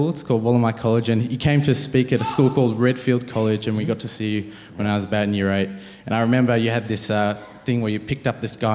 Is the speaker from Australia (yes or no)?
yes; Penrith, New South Wales, Australia; I'm, uh, I'm born and bred Sydney, grew up in Penrith.